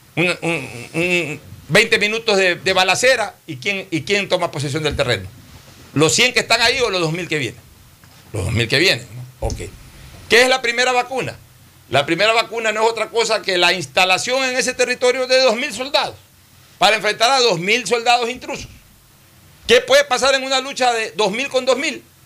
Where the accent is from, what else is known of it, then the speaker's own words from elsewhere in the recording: Ecuador; en mi país, que es un país pequeño de 16 17 millones de ecuatorianos